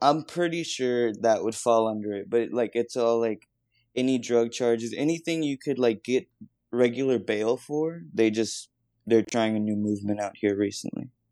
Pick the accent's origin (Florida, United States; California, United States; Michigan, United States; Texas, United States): Texas, United States; Texas border, United States; down on the border in Texas